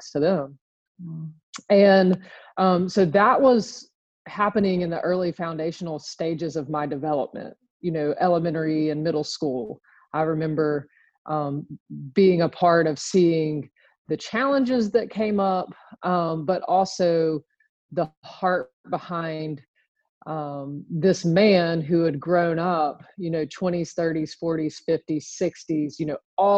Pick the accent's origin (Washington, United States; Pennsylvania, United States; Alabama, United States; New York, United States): Alabama, United States; Birmingham; I was born and raised in Birmingham, Alabama, a little suburb just west of the city